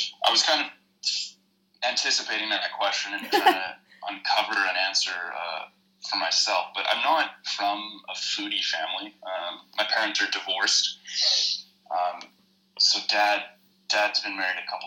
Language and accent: English; Squamish, British Columbia, Canada; moved away as an adult; also born or lived in Vancouver; now in Christchurch, New Zealand; my hometown, Squamish